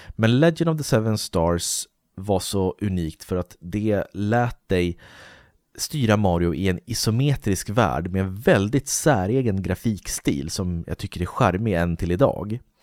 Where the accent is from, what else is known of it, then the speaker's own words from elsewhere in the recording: Uppsala, Uppsala County, Sweden; där jag bor i Uppsala